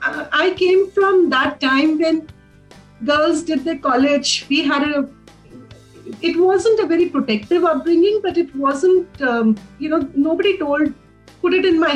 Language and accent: English; Delhi, India; So here I am, born in Delhi, schooling, Springdale's in Delhi, college, St. Stephen's College, Delhi. All four jobs, Delhi. Family, most of the friends in Delhi.